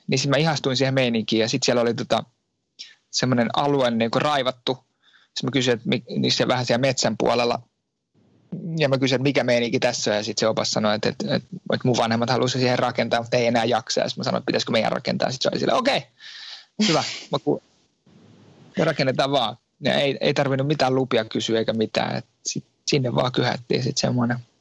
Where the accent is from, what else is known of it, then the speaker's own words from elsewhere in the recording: Finland; moved away as an adult; now in France; Mä oon Suomesta lähtenyt